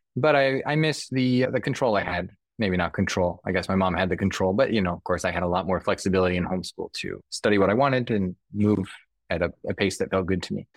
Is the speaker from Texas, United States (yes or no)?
no; Southern California, United States; moved away as an adult; now in New York, United States; So I grew up in Southern California.